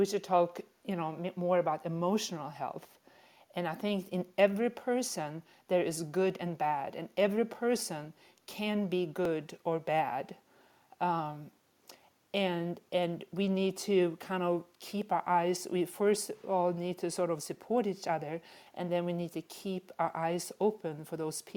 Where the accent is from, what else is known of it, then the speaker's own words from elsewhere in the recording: Sweden; now in United States; I'm from Sweden originally.